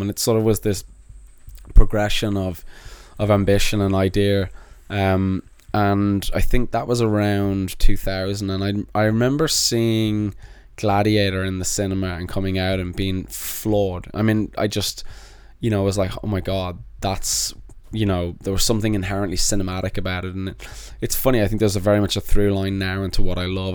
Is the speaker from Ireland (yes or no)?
yes; Dublin, Leinster, Ireland; moved away as an adult; also born or lived in London, United Kingdom; now in United States; I moved from London to Dublin and had an accent